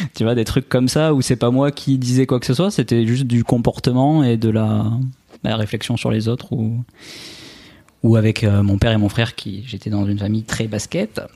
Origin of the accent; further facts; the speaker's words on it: Albi, Occitania, France; accent: accent chantant; now in Nice, France; je suis originaire euh, d'Albi à la base, à côté de Toulouse